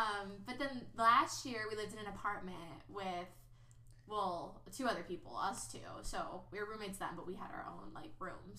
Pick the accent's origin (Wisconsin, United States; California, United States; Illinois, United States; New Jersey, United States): Illinois, United States; Basically, we're from the burbs.